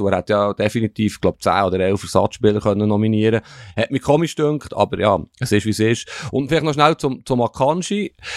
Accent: German-speaking Switzerland, Switzerland; uns Deutschschweizer

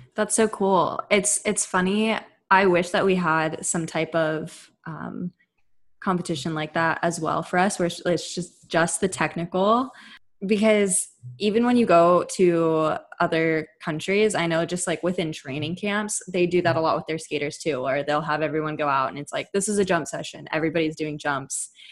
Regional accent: Bay Area, California, United States; we're both from the Bay Area. We grew up skating around each other.

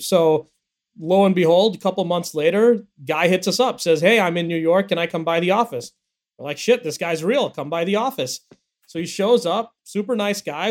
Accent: India; accent: American accent; now in United States; I was a kid who was who was born in the U.S., but my parents moved me back to India when I was young, and they wanted me to be raised there

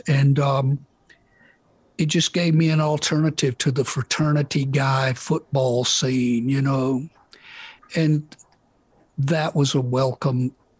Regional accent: Meridian, Mississippi, United States; Well, just going to school and being in a town of about 40 to 50,000 people.

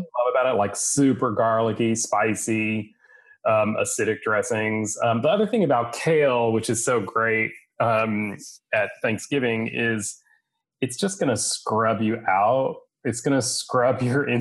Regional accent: West Texas, United States; I grew up in West Texas

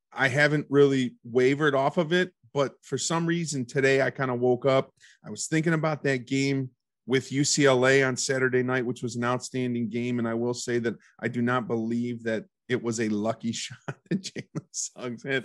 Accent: Ohio, United States; I am from Ohio

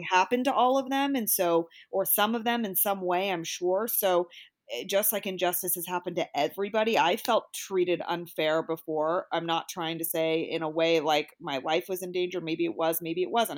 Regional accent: Bay Area, California, United States; I'm from the Bay Area and I was fortunate, I think, to be in and around a bunch of different races all my life.

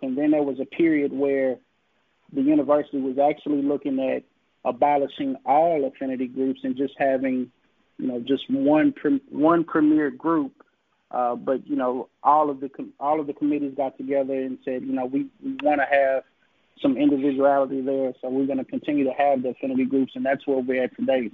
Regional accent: Jackson, Mississippi, United States; I literally mm-hmm. was born on campus

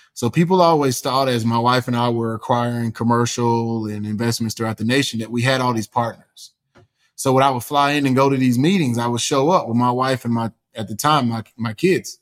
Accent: East Texas, United States; born and raised in East Texas with a single mom

